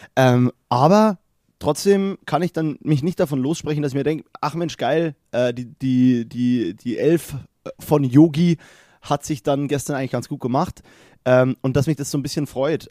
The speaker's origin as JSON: {"language": "German", "country": "Germany", "said": "so als Deutscher"}